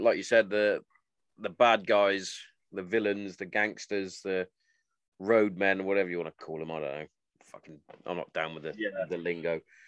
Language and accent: English; Hereford, West Midlands, United Kingdom; I grew up in Hereford, which I do believe was the heroin capital of the world at one stage.